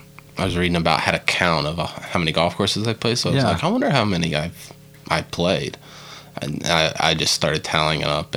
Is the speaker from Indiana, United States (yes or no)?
no; Oklahoma City, Oklahoma, United States; I grew up here in Oklahoma City